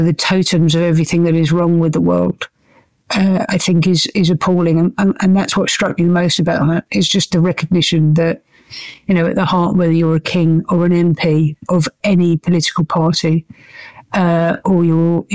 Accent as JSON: {"language": "English", "country": "United Kingdom", "said": "we are British"}